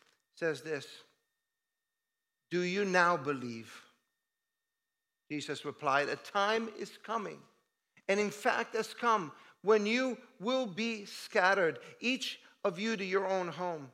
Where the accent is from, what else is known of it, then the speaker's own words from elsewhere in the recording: Italy; moved away as an adult; I moved from Italy in 1986, that was a long time ago